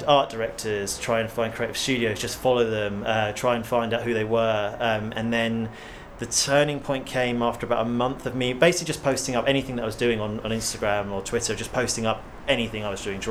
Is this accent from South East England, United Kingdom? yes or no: yes; Hampshire, South East England, United Kingdom; I'm from Hampshire